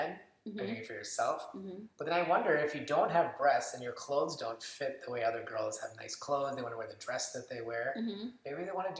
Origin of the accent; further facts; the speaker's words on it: Minnesota, United States; Back when I grew up in Minnesota